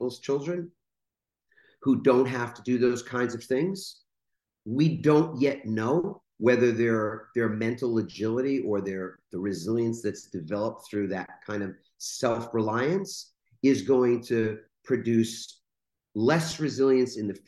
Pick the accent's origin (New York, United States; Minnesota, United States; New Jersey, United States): New York, United States; growing up in New York in a borough. It's a little town called Queens